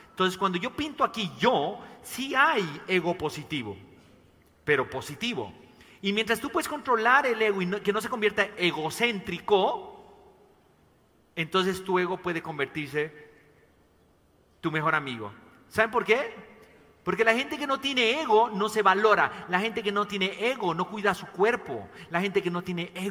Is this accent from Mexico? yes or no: yes; Mexico; Tengo dos hijos tapatíos y bueno, para los que no saben, soy mexicano también.